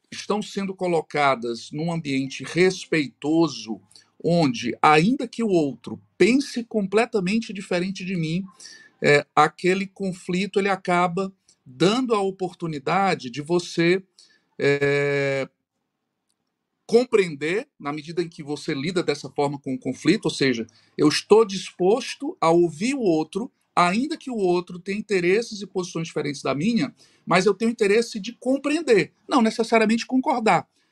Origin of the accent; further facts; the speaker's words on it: Fortaleza, Ceará, Brazil; eu sou de Fortaleza, estou é, residindo em Fortaleza, sou cearense